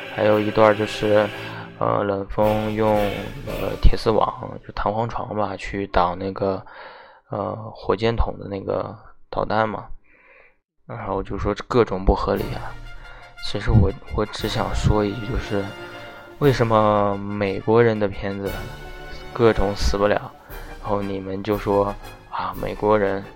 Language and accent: Chinese; China; 身为一个中国人